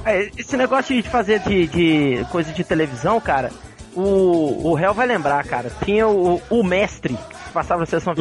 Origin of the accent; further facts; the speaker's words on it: Juiz de Fora, Minas Gerais, Brazil; moved away; eu passei grande parte da minha infância e adolescência em Juiz de Fora, na, na casa do meu avô